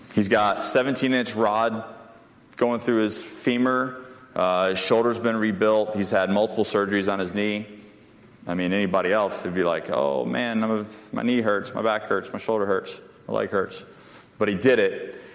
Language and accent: English; Panama City, Florida, United States; I grew up in Panama City, Florida